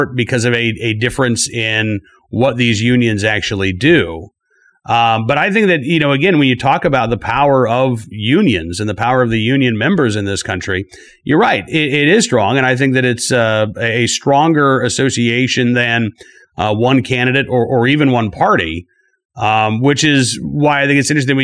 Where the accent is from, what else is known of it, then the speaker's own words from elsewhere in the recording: Oklahoma, United States; I grew up in Oklahoma